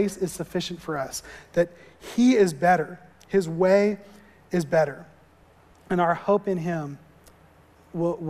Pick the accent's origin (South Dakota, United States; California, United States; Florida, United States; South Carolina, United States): Florida, United States; moved away; growing up in Florida, we didn't see real snow ever